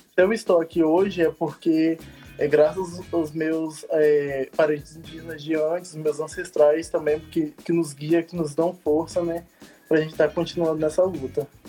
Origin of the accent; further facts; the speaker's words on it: Espírito Santo, Brazil; moved away as an adult; now in Brasília, Brazil; Eu sou do Espírito Santo, da aldeia Caeiras Eras, barra Irajá, que é divisa